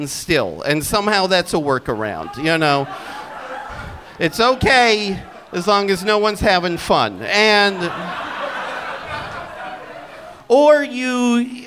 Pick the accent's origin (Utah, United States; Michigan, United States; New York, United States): Utah, United States; moved away; also born or lived in Seattle, Washington; I'm from Utah County that is in Utah Valley that is next